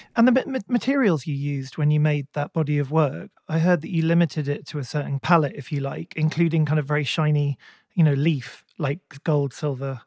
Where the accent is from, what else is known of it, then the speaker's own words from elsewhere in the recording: England, United Kingdom; as an English person, you know, we, we didn't grow up with barns